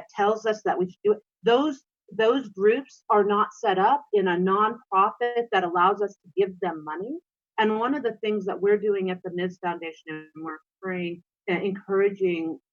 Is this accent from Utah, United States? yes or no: no; North Dakota, United States; I was raised in North Dakota